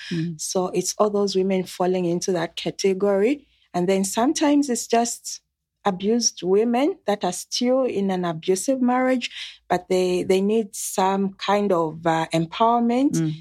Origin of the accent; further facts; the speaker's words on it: Zambia; I am coming from Zambia. It's a country in the southern part of Africa.